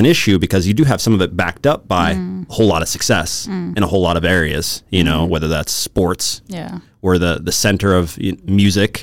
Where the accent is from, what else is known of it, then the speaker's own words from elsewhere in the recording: United States; moved away as an adult; as an American who I'm an anomaly. Mm. So I'm not normal because I've obviously lived outside of my country for 13, 14 years